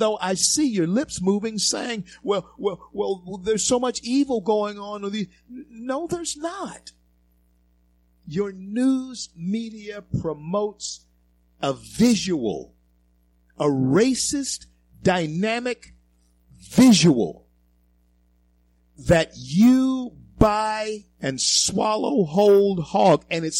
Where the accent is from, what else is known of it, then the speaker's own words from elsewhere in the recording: the South, United States; And in being a 64-year-old black man in this country all my life, I can tell, and growing up in the South, I can tell you this.